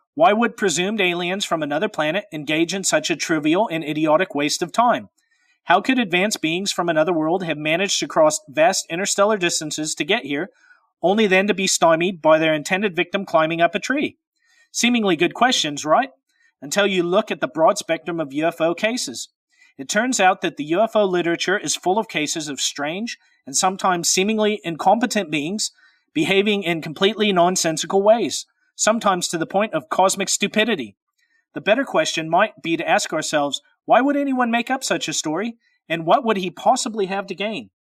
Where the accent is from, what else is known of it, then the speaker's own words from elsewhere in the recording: Pacific Northwest, United States; I'm from the Pacific Northwest.